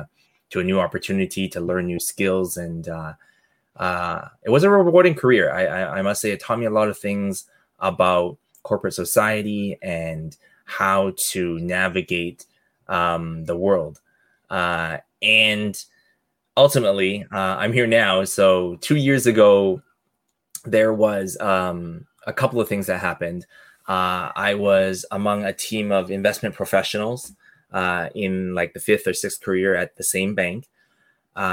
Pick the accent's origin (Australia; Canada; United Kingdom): Canada; I'm Canadian born, but hardworking Asian family